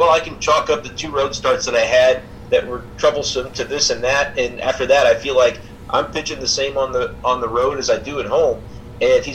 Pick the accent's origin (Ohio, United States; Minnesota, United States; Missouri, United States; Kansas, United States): Missouri, United States; St. Louis; as a kid, I grew up in St. Louis